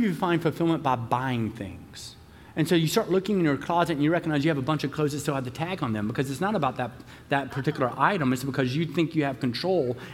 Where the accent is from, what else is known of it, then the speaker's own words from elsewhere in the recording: the South, United States; I'm from the South